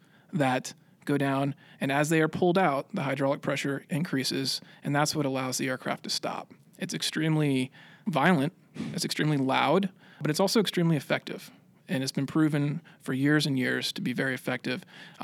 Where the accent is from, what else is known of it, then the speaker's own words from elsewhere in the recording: Pensacola, Florida, United States; Florida, not far from Pensacola, actually. Played a lot of sports in high school, kind of figured that growing up around Pensacola and being able to see all the airplanes flying around there made it look like a pretty cool job